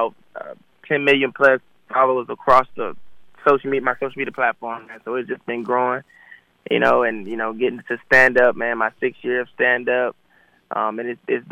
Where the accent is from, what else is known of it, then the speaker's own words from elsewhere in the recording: Atlanta, Georgia, United States; growing up in Atlanta